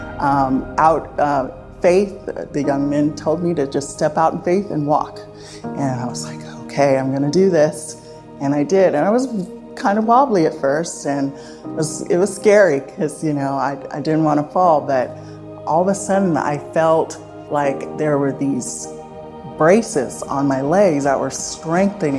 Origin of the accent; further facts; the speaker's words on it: Salem, Oregon, United States; now in Corvallis, United States; I was born in Salem, Oregon